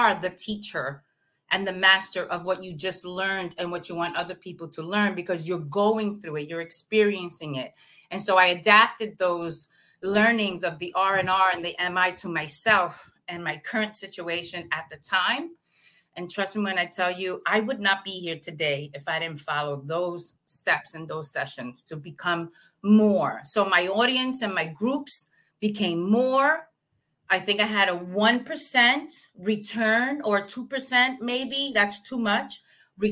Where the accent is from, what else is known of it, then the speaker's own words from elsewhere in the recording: New York City, New York, United States; moved away as an adult; also born or lived in New Haven, Connecticut; now in Puerto Rico; growing up in New York, in the Bronx